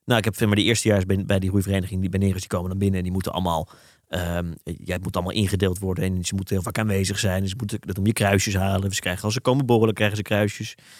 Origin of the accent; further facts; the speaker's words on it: Haarlem, North Holland, Netherlands; ik heb een vriendengroep van- vanuit, eh, Haarlem, waar ik ben opgegroeid